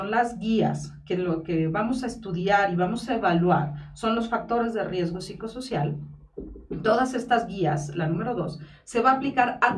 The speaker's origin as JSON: {"language": "Spanish", "country": "Mexico", "said": "y como buenos mexicanos que somos, dejamos todo para el último."}